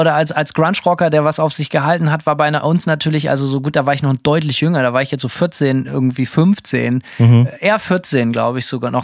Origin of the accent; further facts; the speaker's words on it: Bremen, Germany; bin bei uns in Bremen